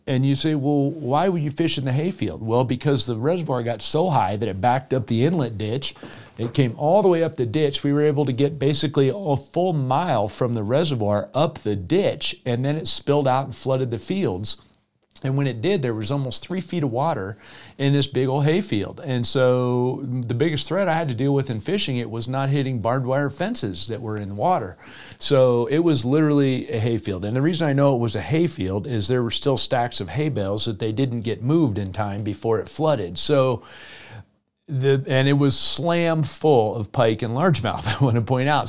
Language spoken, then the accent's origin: English; South Florida, United States; moved away; growing up in South Florida